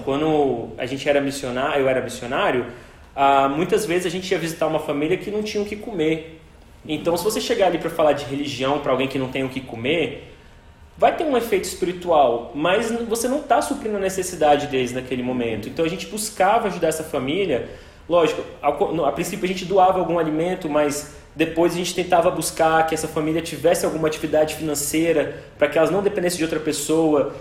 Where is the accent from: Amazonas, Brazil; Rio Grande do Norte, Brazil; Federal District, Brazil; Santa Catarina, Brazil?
Federal District, Brazil; Brasília; sou aqui de Brasília